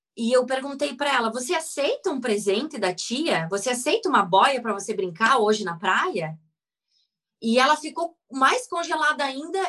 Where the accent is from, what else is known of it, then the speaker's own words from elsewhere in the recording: Rio Grande do Sul, Brazil; eu sou gaúcha, nascida no Rio Grande do Sul